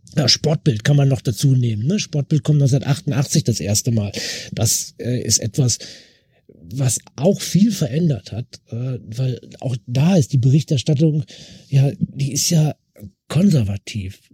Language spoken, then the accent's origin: German; West Germany, Germany; für mich als Wessi